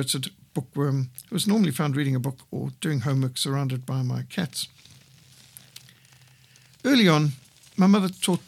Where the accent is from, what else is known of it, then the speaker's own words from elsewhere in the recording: Bulawayo, Matabeleland, Zimbabwe; also born or lived in Cape Town, South Africa; I loved growing up in Rhodesia